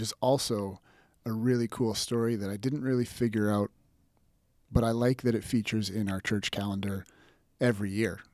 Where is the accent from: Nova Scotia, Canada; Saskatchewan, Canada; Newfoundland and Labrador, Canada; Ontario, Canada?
Saskatchewan, Canada; North Battleford; moved away as an adult; also born or lived in Revelstoke, British Columbia / Calgary, Alberta / Pittsburgh; now in Lethbridge, Canada; I was born in Revelstoke, B C, and grew up mostly in Saskatchewan, in North Battleford